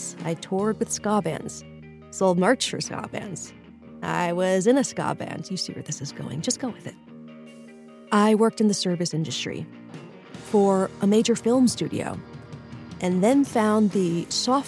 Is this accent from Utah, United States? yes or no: no; New York, United States; moved away as an adult; now in Los Angeles, United States; I'm originally from New York